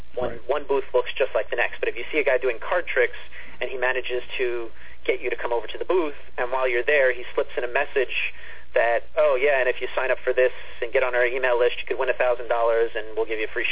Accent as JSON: {"language": "English", "town": "East Meadow", "region": "New York", "country": "United States", "tie": "born or raised there", "said": "I'm back in East Meadow in my hometown where I was born and grown up"}